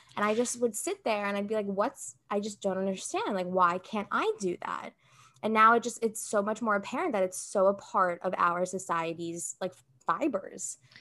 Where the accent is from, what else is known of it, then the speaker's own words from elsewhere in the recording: United States; I come from, like, a Brazilian background, and I grew up here in the States